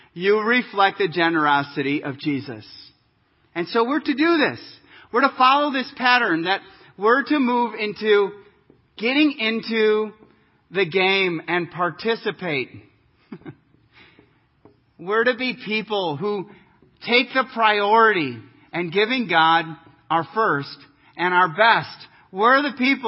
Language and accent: English; Kansas, United States; I'm from Kansas. We don't see peaks a whole lot.